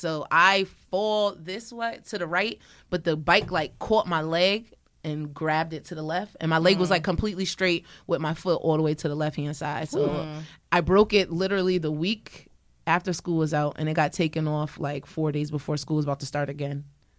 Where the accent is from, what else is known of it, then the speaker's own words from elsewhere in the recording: Hamden, Connecticut, United States; and I came from Hamden too.